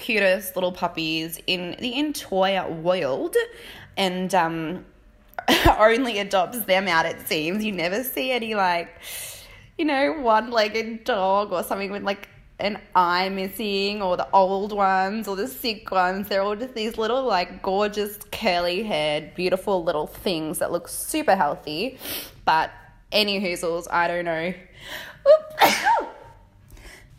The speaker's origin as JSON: {"language": "English", "country": "Australia", "moved": "yes", "lives_now": "United Kingdom", "said": "I'm from Australia, but what I'm doing is traveling around the UK, you know, doing pet sitting"}